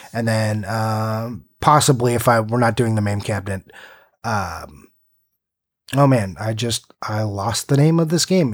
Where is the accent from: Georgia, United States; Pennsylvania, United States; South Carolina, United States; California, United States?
California, United States; Simi Valley; my hometown, Simi Valley